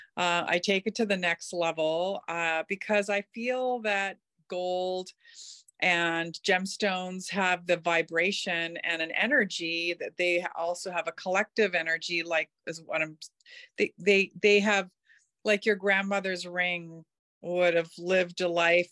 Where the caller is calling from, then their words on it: North Vancouver, British Columbia, Canada; I am calling in from North Vancouver